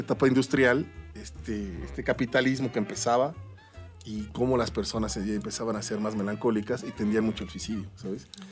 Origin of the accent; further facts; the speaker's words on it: Mexico; Nosotros, como latinoamericanos, sobre todo aquí en México